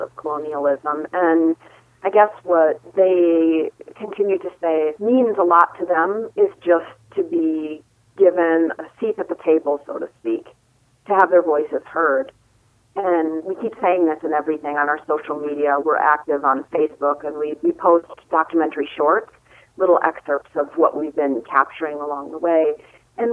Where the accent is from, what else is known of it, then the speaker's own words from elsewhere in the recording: Wisconsin, United States; studying as a young teenager with Native people in my home state of Wisconsin